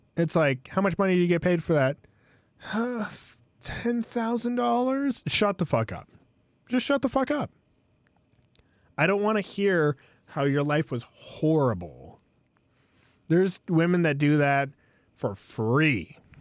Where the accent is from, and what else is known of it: United States